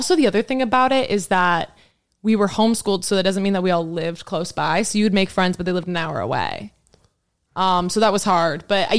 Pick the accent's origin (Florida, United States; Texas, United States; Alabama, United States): Texas, United States; Like going from Texas to Oklahoma was such a culture shock